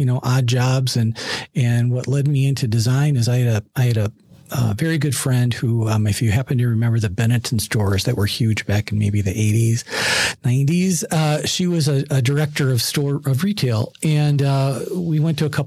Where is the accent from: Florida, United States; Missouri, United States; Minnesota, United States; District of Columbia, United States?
Minnesota, United States; Minneapolis; So I grew up in Minneapolis. I live in Minneapolis.